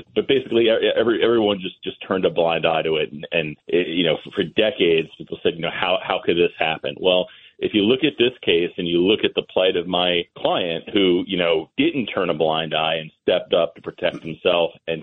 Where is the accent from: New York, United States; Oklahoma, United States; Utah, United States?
New York, United States; Massapequa; I grew up in Massapequa